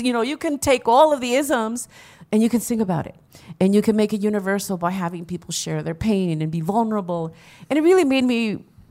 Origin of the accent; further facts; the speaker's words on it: Los Angeles, California, United States; I grew up in Boyle Heights